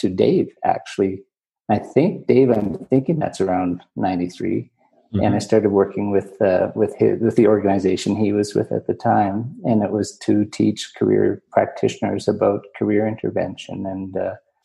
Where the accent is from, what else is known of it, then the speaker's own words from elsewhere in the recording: Northern Alberta, Canada; also born or lived in Ontario / Edmonton; I grew up in Northern Alberta. I was born in Ontario.